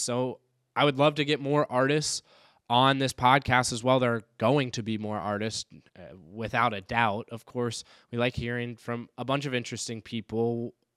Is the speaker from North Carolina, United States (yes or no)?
yes; Raleigh, North Carolina, United States; now in Saint Paul, United States; I am from Raleigh, North Carolina